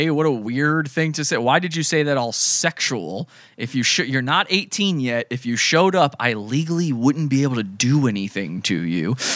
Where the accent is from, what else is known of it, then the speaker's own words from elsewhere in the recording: Santa Cruz, California, United States; I'm from Santa Cruz, and we had a murder years and years back.